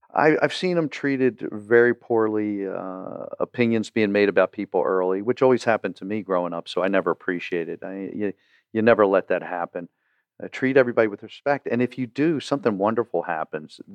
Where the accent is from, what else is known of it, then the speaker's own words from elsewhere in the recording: Baltimore, Maryland, United States; growing up in Baltimore